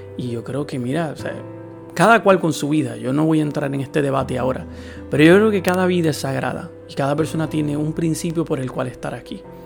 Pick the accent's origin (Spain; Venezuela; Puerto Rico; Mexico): Puerto Rico; mi país